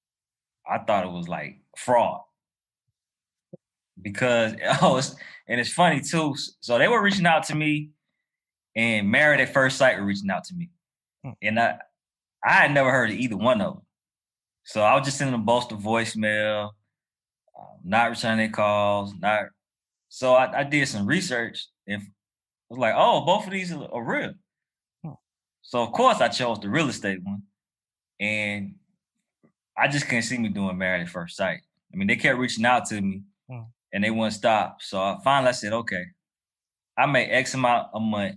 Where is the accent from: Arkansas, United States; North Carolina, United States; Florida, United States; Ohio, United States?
North Carolina, United States; Durham; now in Atlanta, United States; Durham, North Carolina, where I'm from